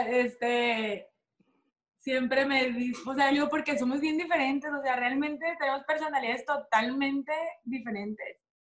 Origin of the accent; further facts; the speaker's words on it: Sinaloa, Mexico; así somos las sinaloenses